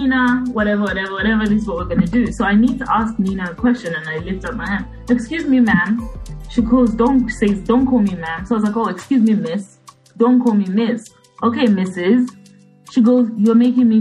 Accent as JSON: {"language": "English", "region": "Copperbelt Province", "country": "Zambia", "also_born_or_lived": "United Kingdom", "moved": "yes", "said": "I'm from Zambia, you know, from the Copper Belt. And we speak a language called Bemba"}